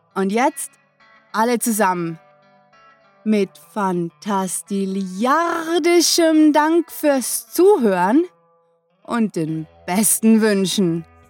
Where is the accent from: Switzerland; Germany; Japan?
Switzerland; uns Schweizer